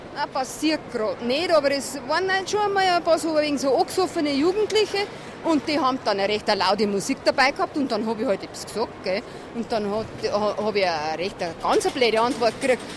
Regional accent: Landshut, Bavaria, Germany; ich bin ja eigentlich auch aus Landshut

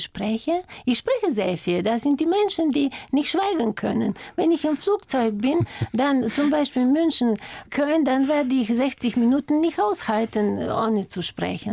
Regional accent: Bulgaria; German is a second language; moved away as an adult; now in Germany

